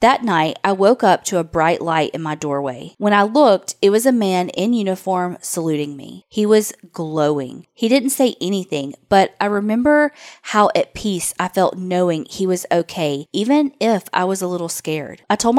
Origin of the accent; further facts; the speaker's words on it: Texas, United States; accent: country; now in Indiana, United States; Y'all mentioned my country accent during my Sinister Sightings opening. Well, I grew up in Texas, even though I'm in Indiana now, and my family is from Big Stone Gap, Virginia.